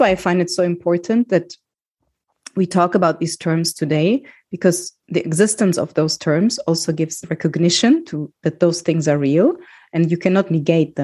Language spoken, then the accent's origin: English; Germany; I grew up in Germany